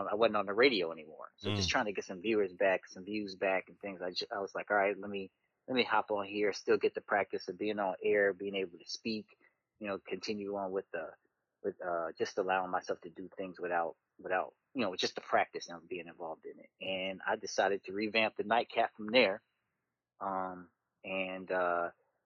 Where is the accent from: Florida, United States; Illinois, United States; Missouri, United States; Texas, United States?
Illinois, United States; Chicago; also born or lived in Aurora, Illinois; born and raised in the Chicago area, grew up kind of in Chicago, then moved to the South Side of Chicago, South Suburbs